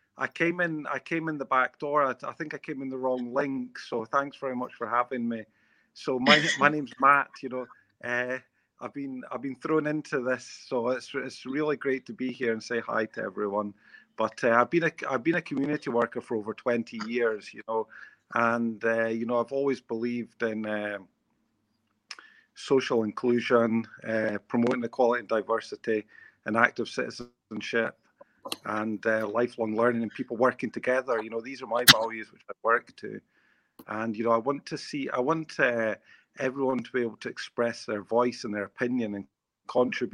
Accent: Scotland, United Kingdom; moved away as an adult; now in Yorkshire, United Kingdom; I'm from Scotland, and by my accent, you may or may not pick that up. But, you know, I've been living in Yorkshire for 11 years

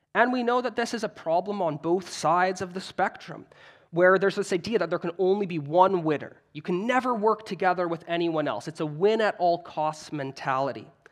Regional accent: Canada; I'm Canadian

